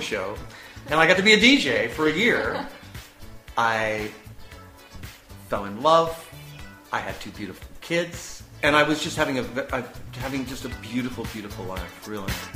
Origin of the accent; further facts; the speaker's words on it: United States; moved away as an adult; now in Prague, Czech Republic; I am an American